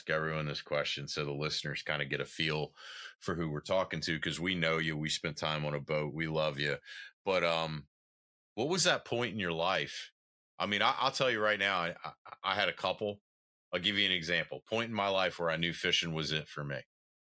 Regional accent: the South, United States; moved away; my nephews still live where I grew up in the South.

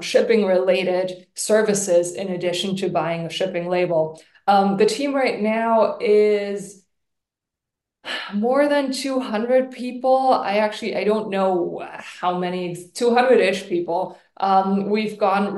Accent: Germany; moved away; We're both originally from Germany.

